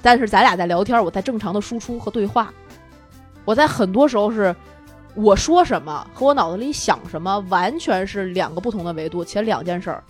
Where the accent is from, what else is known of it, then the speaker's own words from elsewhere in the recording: Tianjin, China; 他突然知道了我是天津人